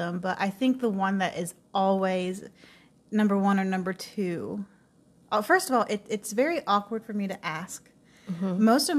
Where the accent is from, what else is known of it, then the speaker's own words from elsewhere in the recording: South Florida, United States; I grew up in South Florida of a divorced family